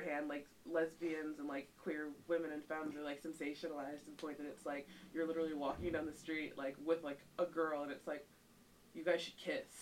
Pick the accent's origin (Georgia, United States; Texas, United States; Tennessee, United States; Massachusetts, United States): Georgia, United States; Atlanta; moved away as an adult; now in Boston, United States; I'm from Atlanta.